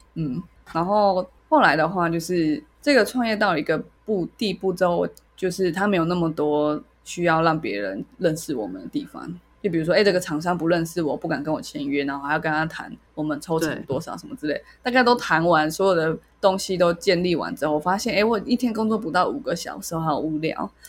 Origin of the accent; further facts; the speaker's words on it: Taiwan; 他们为什么听不出来我是台湾人